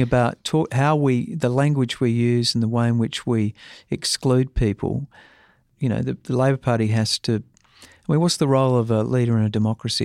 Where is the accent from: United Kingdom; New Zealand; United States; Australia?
Australia; South Australia; I'm come from South Australia